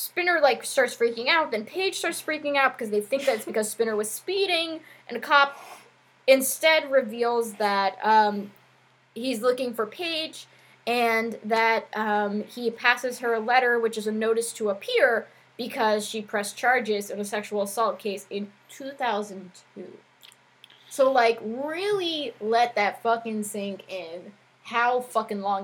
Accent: New Jersey, United States; the area that I'm from, like, that North Jersey, like, 20 minutes out of New York City vibe

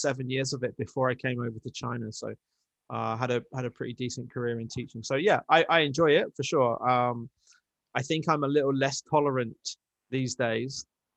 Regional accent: Peterborough, East of England, United Kingdom; now in Birmingham, United Kingdom; Peterborough, which is my hometown

